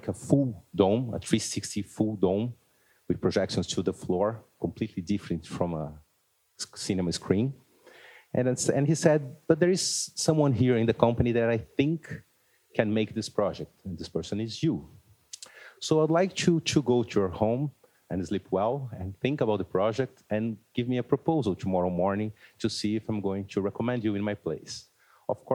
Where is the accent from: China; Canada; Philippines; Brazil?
Brazil; I'm from Brazil